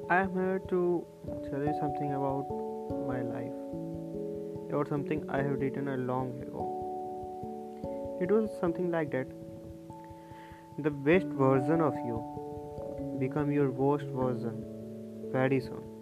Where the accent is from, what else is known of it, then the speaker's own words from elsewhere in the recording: India; here from India.